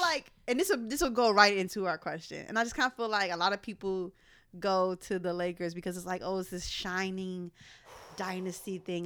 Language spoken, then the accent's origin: English; Philadelphia, Pennsylvania, United States; I'm from Philly